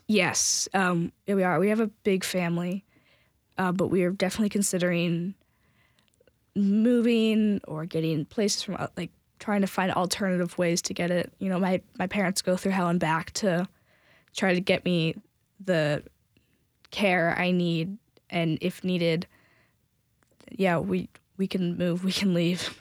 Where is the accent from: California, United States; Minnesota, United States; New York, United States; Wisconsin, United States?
California, United States; San Francisco area; now in Tennessee, United States; I was raised in California, and so I've been raised kind of in the San Francisco area